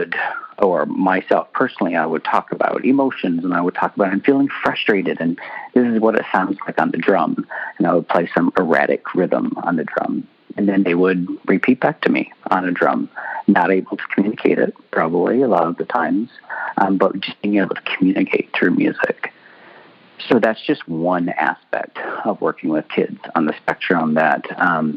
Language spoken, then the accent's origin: English; Canada; now in California, United States; I'm Canadian as well, I moved here from Canada